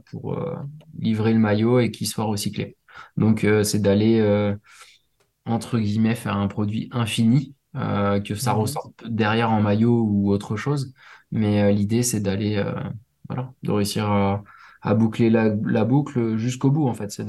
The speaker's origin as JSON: {"language": "French", "region": "Réunion", "country": "France", "said": "Alors, il y en a chez moi à La Réunion, pour ceux qui écouteront La Réunion."}